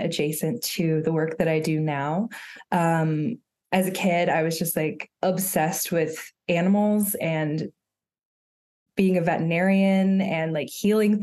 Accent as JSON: {"language": "English", "town": "Chattanooga", "region": "Tennessee", "country": "United States", "tie": "born or raised there", "said": "I grew up in Chattanooga, Tennessee, which is where I live right now currently"}